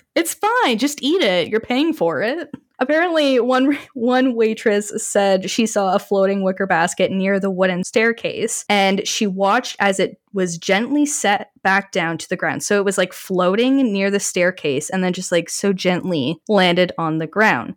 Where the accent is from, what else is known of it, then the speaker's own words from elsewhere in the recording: Canada; being Canadian